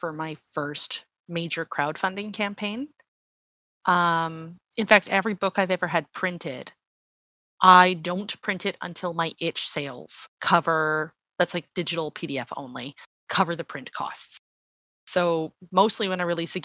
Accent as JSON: {"language": "English", "country": "Canada", "said": "I am Canadian"}